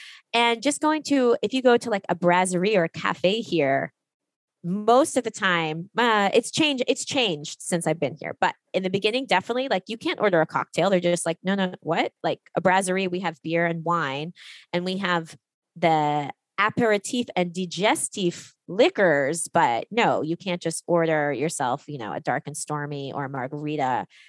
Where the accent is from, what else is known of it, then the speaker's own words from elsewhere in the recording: Washington, District of Columbia, United States; moved away as an adult; now in Paris, France; I arrived in 2012 and I remember showing up and I came from Washington, D.C. And I showed up in Paris